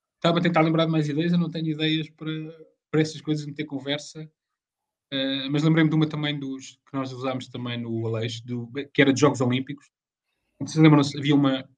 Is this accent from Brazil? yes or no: no; Leiria, Centro, Portugal; eu sou de Leiria